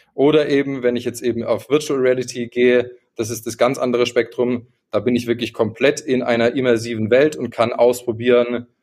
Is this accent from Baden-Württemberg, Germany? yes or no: yes; Karlsruhe, Baden-Württemberg, Germany; now in Munich, Germany; Ich komme eigentlich aus Karlsruhe, wohne jetzt gerade in München.